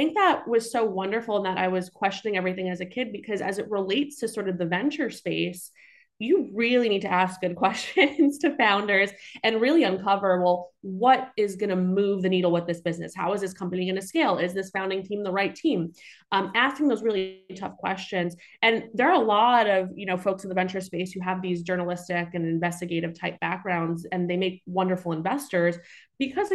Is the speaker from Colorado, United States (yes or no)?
no; New York City, New York, United States; I grew up in Staten Island, New York.